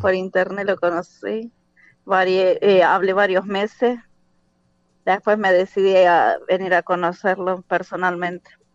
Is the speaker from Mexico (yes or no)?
no; La Matanza, Buenos Aires Province, Argentina; moved away as an adult; now in Turkey; de Buenos Aires, La Matanza